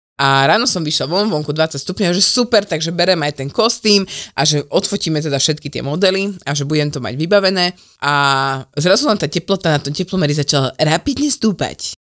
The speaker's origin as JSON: {"language": "Slovak", "country": "Slovakia", "said": "aký sme my Slováci"}